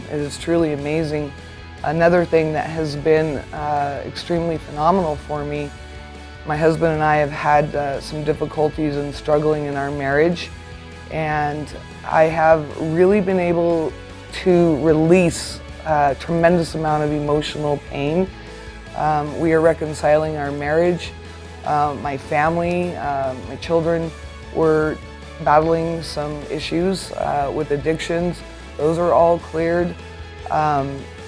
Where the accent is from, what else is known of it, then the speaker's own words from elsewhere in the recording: Durango, Colorado, United States; I'm from Durango, Colorado